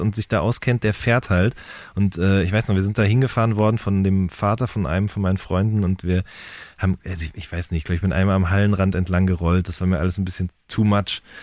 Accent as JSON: {"language": "German", "town": "Hagen", "region": "North Rhine-Westphalia", "country": "Germany", "said": "ich komme ja aus Hagen"}